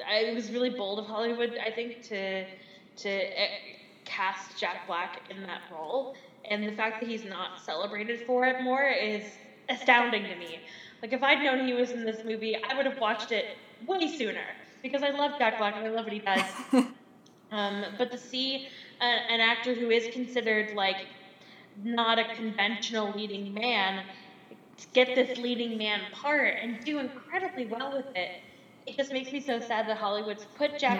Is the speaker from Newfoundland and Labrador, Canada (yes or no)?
yes; Newfoundland and Labrador, Canada; I'm from Newfoundland. I'm in Newfoundland right now, and I'm living in my grandfather's old house.